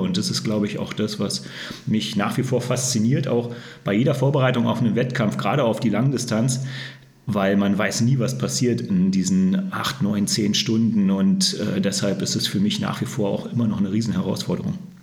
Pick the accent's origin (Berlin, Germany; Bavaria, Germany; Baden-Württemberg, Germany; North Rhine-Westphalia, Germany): Berlin, Germany; moved away as an adult; now in Würzburg, Germany; ich komme ja gebürtig aus Berlin, bin ja erst seit 2006 hier im Frankenland und in Würzburg.